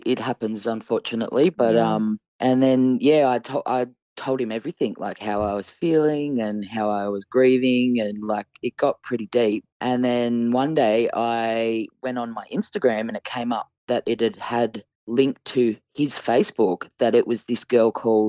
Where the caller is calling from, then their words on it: Sydney, New South Wales, Australia; I'm calling from Sydney, Australia.